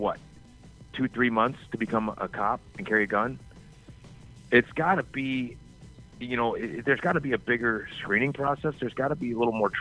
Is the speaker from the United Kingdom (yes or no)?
no; the South, United States; I grew up in the South